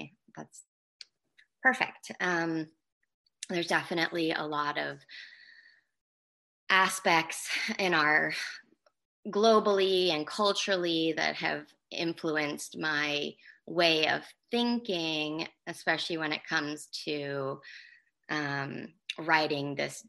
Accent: England, United Kingdom; also born or lived in United States; So I grew up partly in England and partly in America. I went to three different high schools, and one of them was my sophomore year I spent in England, but it was considered their final year of high school.

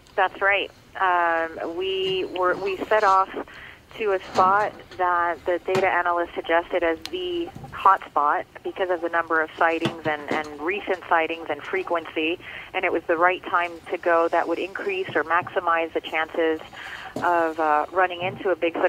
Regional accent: Miami, Florida, United States; first language Spanish; English is a second language; I grew up in Little Havana in Miami, and now I'm I'm very much back home

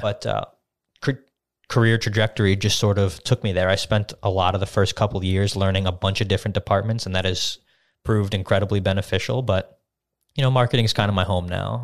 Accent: Las Vegas, Nevada, United States; moved away as an adult; now in Westmoreland County, Pennsylvania, United States; I grew up in Las Vegas, went to high school there. I went to college there

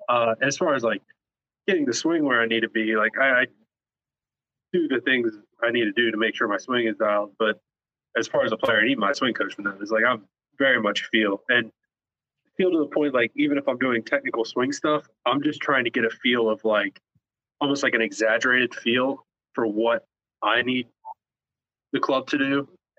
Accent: the Carolinas, United States; And then growing up in the Carolinas, I'm a Panthers fan for NFL.

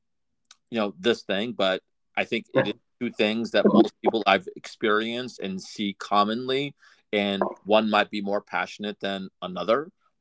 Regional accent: Massachusetts, United States; Growing up in Mass

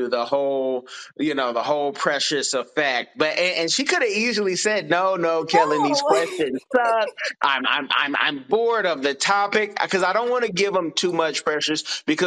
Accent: United States; as an American

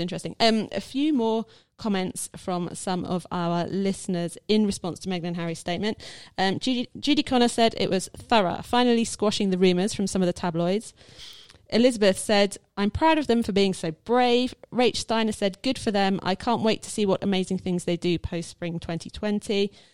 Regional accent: United Kingdom; as a British person

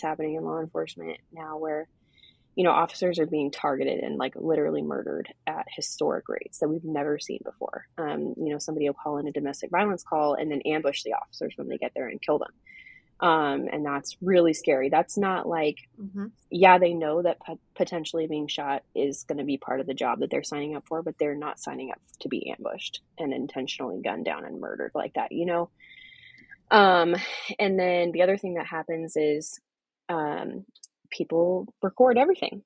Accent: Portland, Oregon, United States; moved away as an adult; I'm from Portland originally, Portland, Oregon

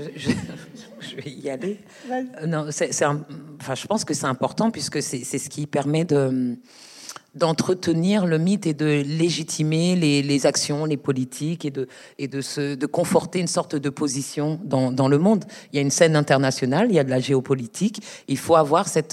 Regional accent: Paris, Île-de-France, France; je suis de Paris, je suis née à Paris.

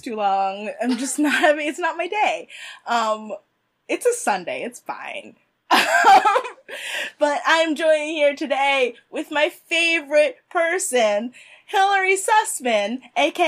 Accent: Jamaica; I'm a Jamaican woman

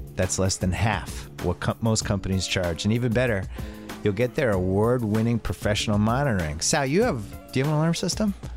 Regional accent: East Coast, United States; moved away; also born or lived in Boston; we're both from the East Coast.

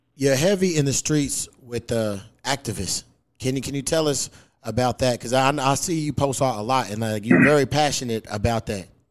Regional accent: Louisville, Kentucky, United States; moved away; back in my hometown because uh, where I'm from, that's where the Breonna Taylor murder happened

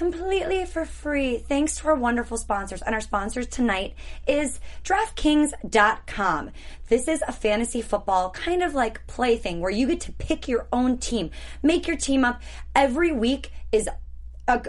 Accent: Wisconsin, United States; I'm from Wisconsin.

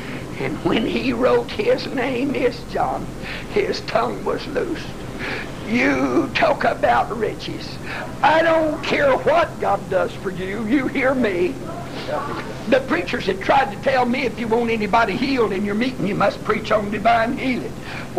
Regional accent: United States; accent: Oklahoma or Texas; now in Virginia, United States; There's been a few folks met me a long ways from here, and they said, "You're either from Oklahoma or Texas." I said, "How do you know? By the way you talk." Somebody asked me once, "And where you live?" I said, "I live in Virginia." They said, "You ain't from there."

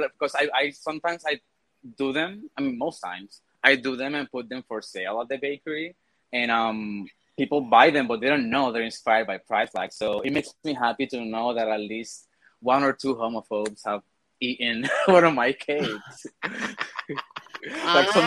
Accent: Puerto Rico; now in Pittsburgh, United States; I live in Pittsburgh. I'm originally from Puerto Rico.

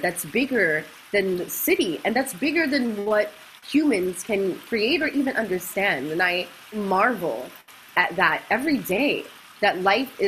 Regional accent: New York City, New York, United States; moved away as an adult; also born or lived in St. Vincent; now in Costa Rica; I grew up in Brooklyn. My parents are from the island

